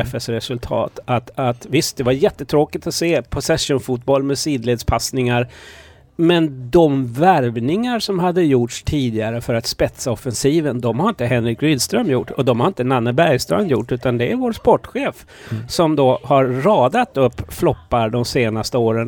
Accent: Kalmar County, Sweden; also born or lived in Malmö; jag är född i Malmö. Eh, sen när vi flyttade till Öland

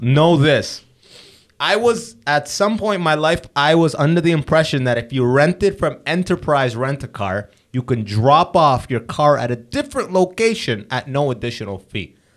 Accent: London, Ontario, Canada; I grew up in London

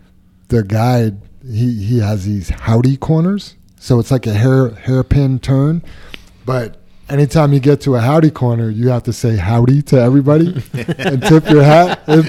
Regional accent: New York City, New York, United States; moved away; And I grew up in New York City

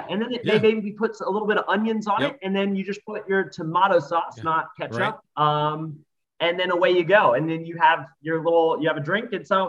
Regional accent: United States; now in Australia; Well, I'm an American, I'm in Australia, and I'm watching these kids play footy.

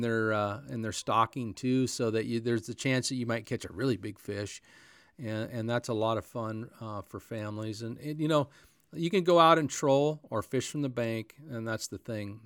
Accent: North Powder, Oregon, United States; the little town of North Powder, that's where I grew

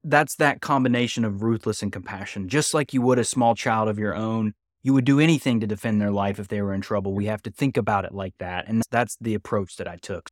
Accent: West Virginia, United States; where I'm from

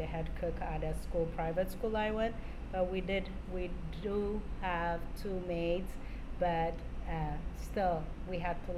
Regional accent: Amhara, Ethiopia; now in Spokane, United States; I am from Ethiopia, and I'm from the north side, which is the Amhara tribe.

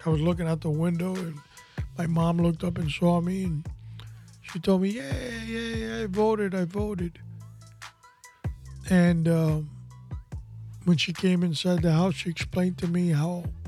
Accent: New York City, New York, United States; I was born in New York City

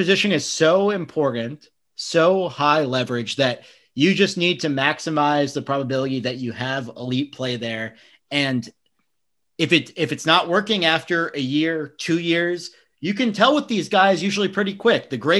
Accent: New York, United States; I'm from New York

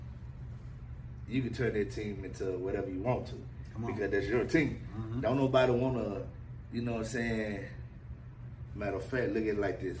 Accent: Mississippi, United States; I'm especially from here from Mississippi

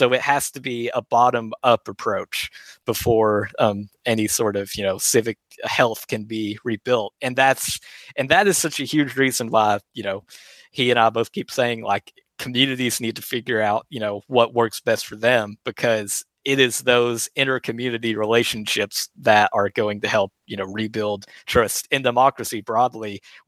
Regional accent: Jackson County, Kentucky, United States; now in Lexington, United States; I grew up in Jackson County and, you know, love it there so much.

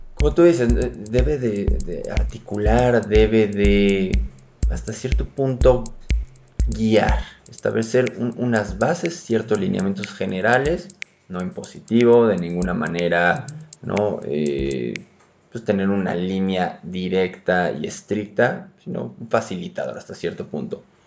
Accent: Mexico; somos rolleros

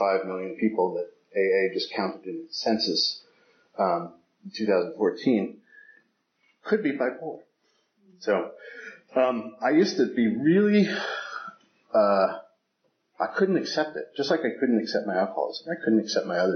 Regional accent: San Francisco, California, United States; I was raised in San Francisco

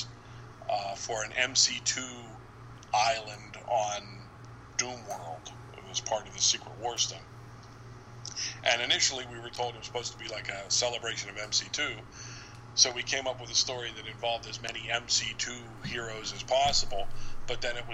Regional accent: Pittsburgh, Pennsylvania, United States; I'm from Pittsburgh

